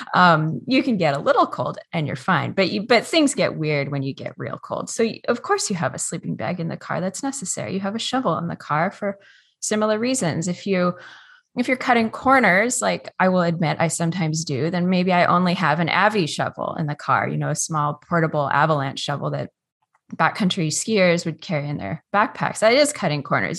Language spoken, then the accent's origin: English; Juneau, Alaska, United States; I was born and raised here on the traditional territories of the Auckland Clinkit and Takukuan Clinkit, um, in Juneau